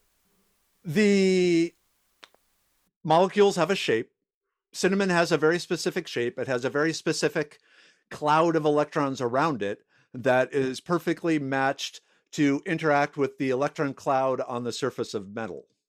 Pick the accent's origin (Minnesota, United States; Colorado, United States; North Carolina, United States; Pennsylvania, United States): Minnesota, United States; also born or lived in South Dakota / New York; now in Texas, United States; I grew up in Minnesota